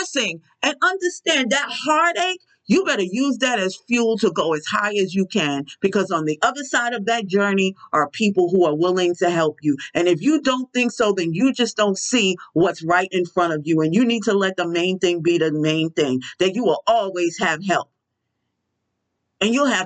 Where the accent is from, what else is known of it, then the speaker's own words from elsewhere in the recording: New York City, New York, United States; I'm from Brooklyn